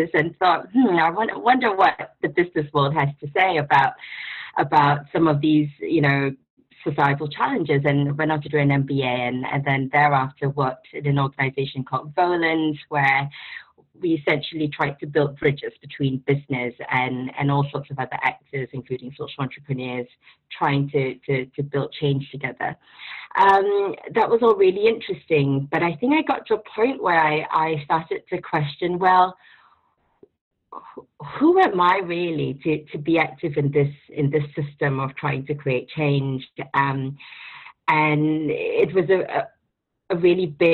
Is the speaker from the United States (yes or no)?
no; Singapore; moved away as an adult; now in London, United Kingdom; based in London. I'm originally from Singapore